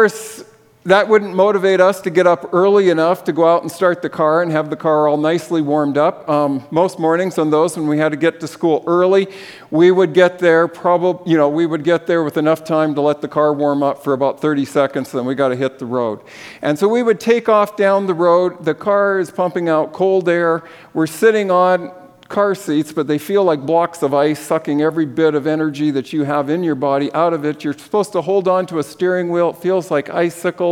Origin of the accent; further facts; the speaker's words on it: Swift Current, Saskatchewan, Canada; moved away; I grew up in Saskatchewan, and I lived just outside of Swift Current, about 20 kilometers outside.